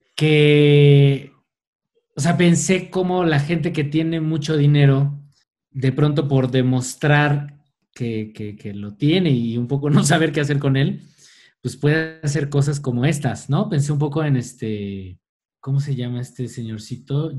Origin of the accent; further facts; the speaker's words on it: Mexico; nosotros como mexicanos y desde nuestras culturas precolombinas y ancestrales